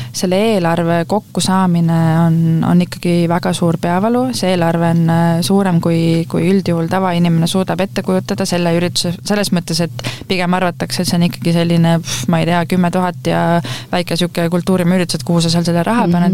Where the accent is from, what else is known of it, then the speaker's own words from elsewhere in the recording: Rapla, Rapla County, Estonia; ma olen äh, Raplast pärit, ma olen eluaeg Raplas elanud